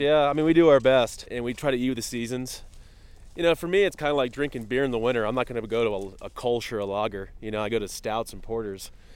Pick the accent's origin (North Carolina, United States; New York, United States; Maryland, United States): Maryland, United States; Eastern Shore; moved away; I grew up in Maryland on the eastern shore.